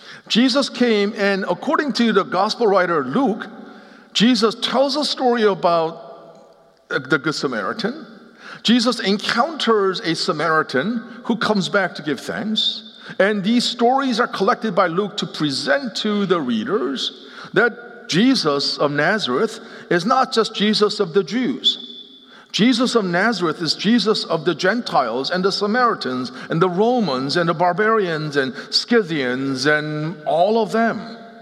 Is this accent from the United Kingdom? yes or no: no; Seoul, South Korea; also born or lived in Philadelphia, United States; now in Nashville, United States; I grew up in partly in Seoul, Korea, and partly in Philadelphia, and until we moved to Nashville, Tennessee in 2006, racial realities, it was part of my identity